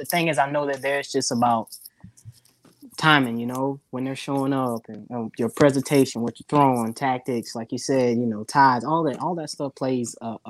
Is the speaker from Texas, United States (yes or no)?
no; Gulfport, Mississippi, United States; So there's, I fish Gulfport. Gulfport, Mississippi. I'm from Gulfport. That's where I stay at now.